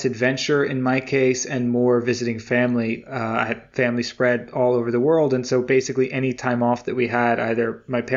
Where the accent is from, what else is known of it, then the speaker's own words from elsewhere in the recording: United States; growing up in America